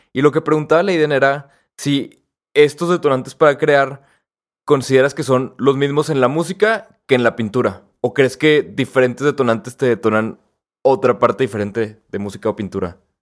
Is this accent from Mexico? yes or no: yes; Mexico